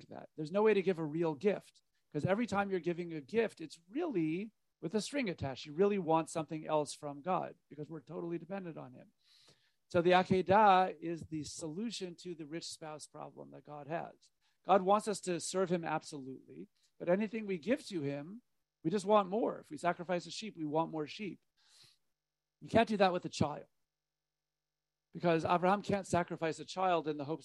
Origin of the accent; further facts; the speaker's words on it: United States; being an American